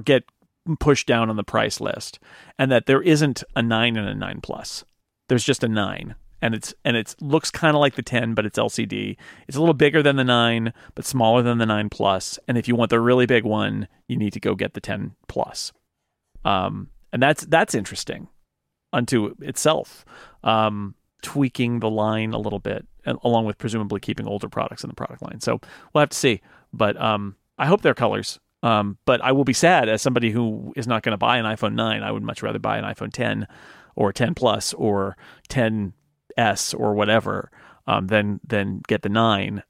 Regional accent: United States; I'm an American

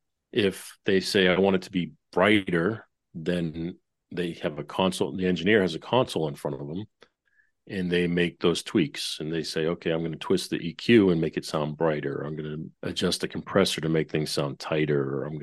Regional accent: Boston, Massachusetts, United States; also born or lived in New York; now in Nashville, United States; worked out in Nashville for the past 20 of those 30 years. Before that, I was up in New York, and I'm born and raised in Boston.

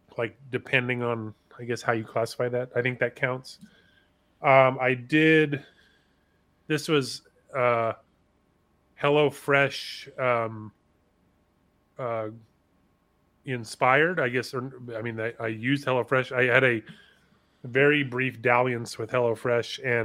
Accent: California, United States; as a Californian

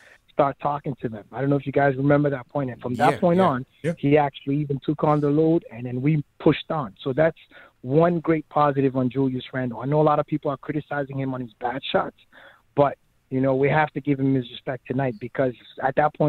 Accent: New York, United States; now in Toronto, Canada; So I grew up in New York, and it was all Knicks in the 90s with the Ewings and the Oakleys and the Anthony Mason.

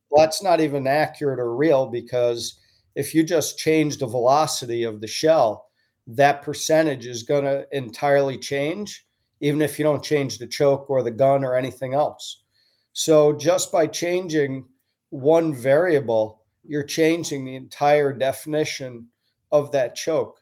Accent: Stratford, Connecticut, United States; I grew up in Connecticut

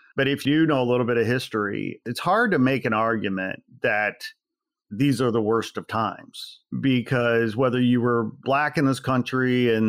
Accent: Midwest, United States; I'm from the Midwest.

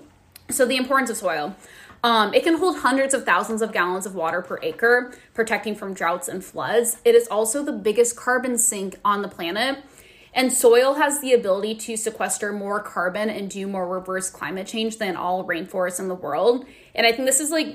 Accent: Nebraska, United States; growing up in Nebraska, that's, like, wherever you're driving, it's typically always, yeah, like, just, like, corn

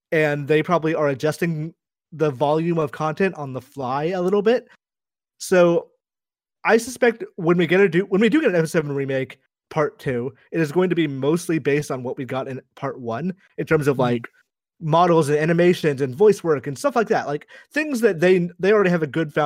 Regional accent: United States; I grew up with the only brown characters I knew about were, like, Dal Sim. And obviously that's not a good representational thing for, like, a child growing up in America

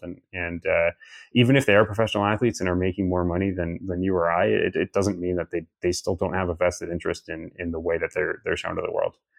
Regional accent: Toronto, Ontario, Canada; I grew up in Toronto

